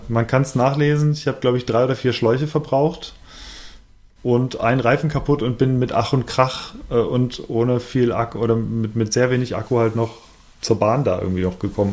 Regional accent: Bergisches Land, North Rhine-Westphalia, Germany; moved away; als ich noch im Bergischen Land wohnte

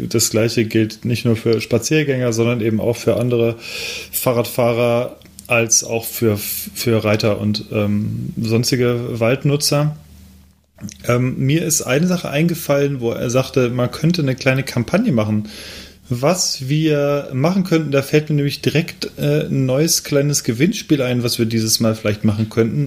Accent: Cologne, North Rhine-Westphalia, Germany; moved away; ein lokales Bier aus meiner alten Heimat

